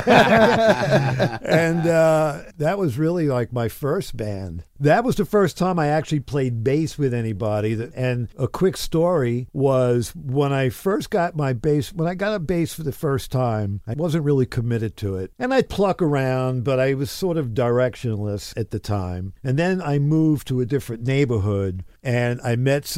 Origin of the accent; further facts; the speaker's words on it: New York City, New York, United States; growing up in Brooklyn with my brother